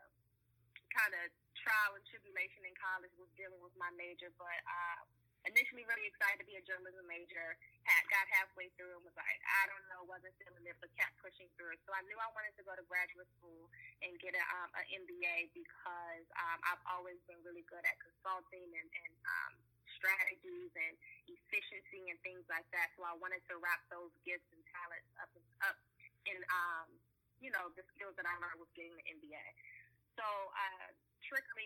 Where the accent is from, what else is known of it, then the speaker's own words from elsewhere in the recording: Prince George's County, Maryland, United States; I was born and raised in the Prince George's County area in Maryland, the DMV area, but specifically Prince George's County, Maryland